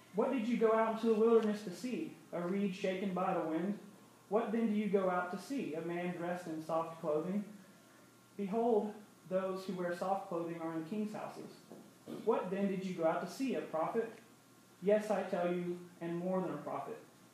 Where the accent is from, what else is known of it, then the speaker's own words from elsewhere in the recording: North Carolina, United States; I'm from North Carolina.